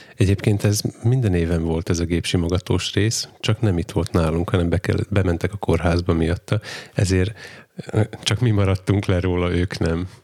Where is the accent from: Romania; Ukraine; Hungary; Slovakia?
Slovakia; Csallóköz, Trnava Region; csalóközi származású vagyok